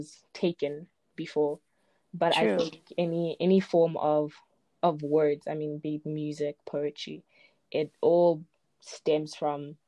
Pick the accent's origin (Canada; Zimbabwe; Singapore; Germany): Zimbabwe; now in South Africa; I was born in Zimbabwe, but I live in South Africa.